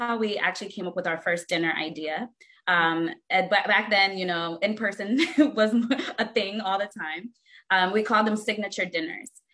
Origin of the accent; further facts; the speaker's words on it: Alexandria, Virginia, United States; also born or lived in Ghana; I grew up in Northern Virginia, actually, by way of Ghana. I was born in Ghana. My parents are Ghanaian and came to the DC area, particularly Alexandria, Virginia, at the age of 7